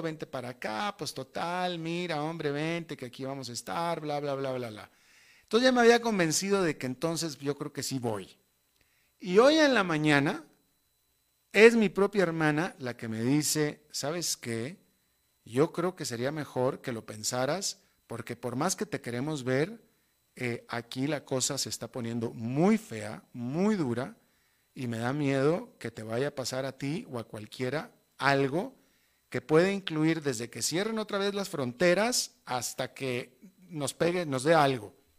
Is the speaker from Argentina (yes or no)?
no; Monterrey, Nuevo León, Mexico; moved away as an adult; yo llevo eh, casi 30 años viviendo fuera de mi país de origen, que es México, pero sin embargo, hasta la fecha, todas las navidades las he pasado en mi tierra natal con mi familia